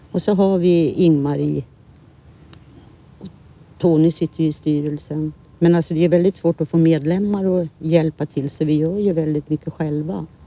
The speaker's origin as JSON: {"language": "Swedish", "town": "Herräng", "region": "Stockholm County", "country": "Sweden", "tie": "born or raised there", "said": "Och jag föddes då och uppväxt i gamla hotellet."}